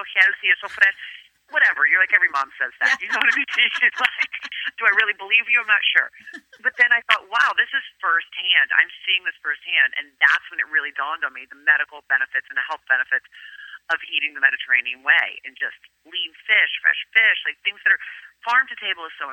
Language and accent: English; Virginia, United States; first language Greek; English is a second language; moved away as an adult; also born or lived in Greece; now in New York City, United States; I moved to New York City from Virginia to go to NYU